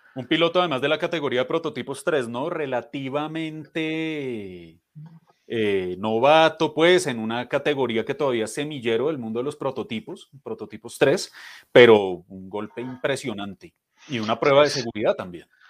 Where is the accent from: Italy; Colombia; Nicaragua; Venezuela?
Colombia; nosotros, como pueblo colombiano que somos